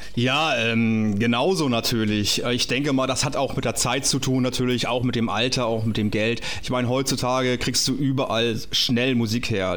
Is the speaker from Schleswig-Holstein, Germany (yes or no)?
yes; Kappeln, Schleswig-Holstein, Germany; ich komme aus Schleswig-Holstein, aus Kappeln, also da bin ich geboren worden